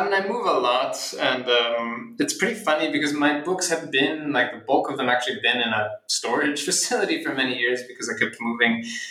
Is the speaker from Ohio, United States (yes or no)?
no; Philadelphia, Pennsylvania, United States; I'm from Philadelphia, and so I kind of wanted to have an adult relationship to the city I grew up